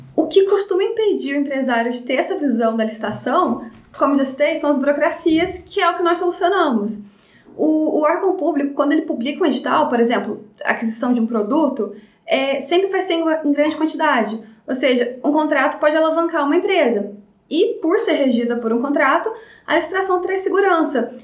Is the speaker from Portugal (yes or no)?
no; Baependi, Minas Gerais, Brazil; moved away as an adult; also born or lived in Varginha; eu sou de Bependi